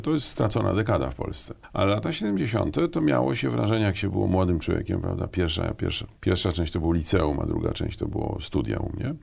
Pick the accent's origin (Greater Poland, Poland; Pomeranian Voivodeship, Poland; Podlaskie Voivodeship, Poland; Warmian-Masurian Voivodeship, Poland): Warmian-Masurian Voivodeship, Poland; Mikołajki; moved away as an adult; also born or lived in Mrągowo / Olsztyn / Warsaw; ja jestem chłopak z Mazur, a to znaczy Mikołajki Mrągowolsztyn, to jest takie mm -hmm. moje kurikulum e, szkolne